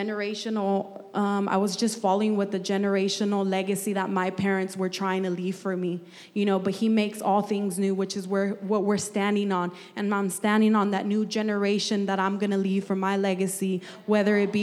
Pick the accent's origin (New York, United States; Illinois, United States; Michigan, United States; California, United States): California, United States; Santa Barbara; also born or lived in Bakersfield; I was born and raised in Santa Barbara, or I could say that's just the longest area code I lived in.